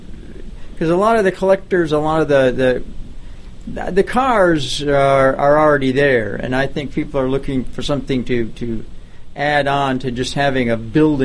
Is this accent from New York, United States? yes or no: yes; Jamestown, New York, United States; that Gurney family came from my hometown, Jamestown.